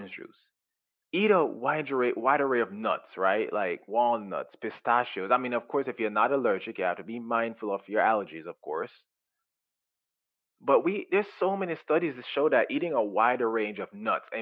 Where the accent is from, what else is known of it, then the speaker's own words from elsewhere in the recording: Jamaica; now in United States; I was raised in Jamaica and everything we do is organic